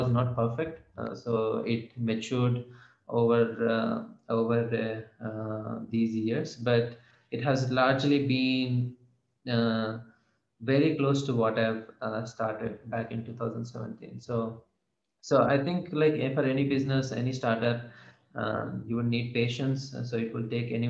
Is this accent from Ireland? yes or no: no; Hyderabad, Telangana, India; moved away as an adult; also born or lived in Bay Area, United States; I wanted to set up my business here in Hyderabad, primarily because I'm from Hyderabad